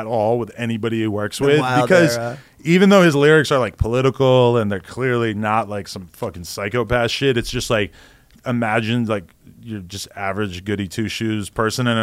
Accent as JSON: {"language": "English", "region": "New Hampshire", "country": "United States", "moved": "yes", "said": "I'm from New Hampshire"}